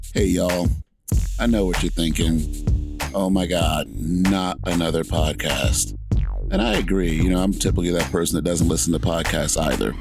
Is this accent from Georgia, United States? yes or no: yes; Atlanta, Georgia, United States; moved away as an adult; also born or lived in Alaska / San Antonio, Texas; I was born in Atlanta, Georgia, and my mom moved us out of the inner city to live in the suburbs